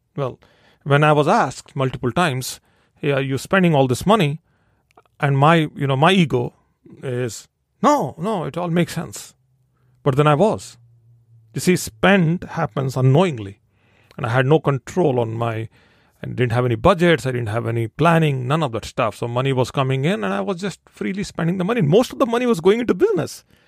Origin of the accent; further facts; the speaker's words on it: India; I'm born and raised in India